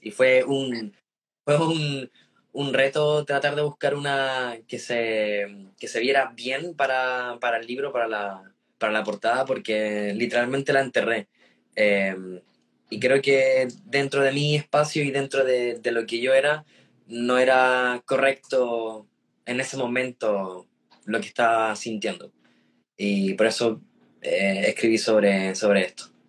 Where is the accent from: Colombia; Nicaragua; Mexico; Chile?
Chile; San Felipe, Valparaíso; also born or lived in Puerto Rico; entré en básica en un colegio municipal en San Felipe